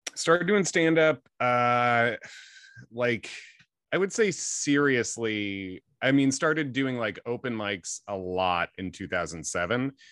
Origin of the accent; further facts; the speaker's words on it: Clarendon Hills, Illinois, United States; also born or lived in Long Island, New York / Chicago; I was born in Chicago and then grew up, uh, sort of in the suburbs there. Clarendon Hills, mostly Clarendon Hills, Hinsdale